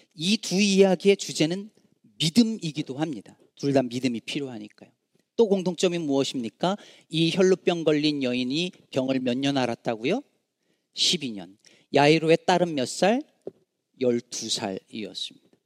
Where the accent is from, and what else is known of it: Jecheon, North Chungcheong, South Korea; born or raised there; moved away as an adult; now in Chicago, United States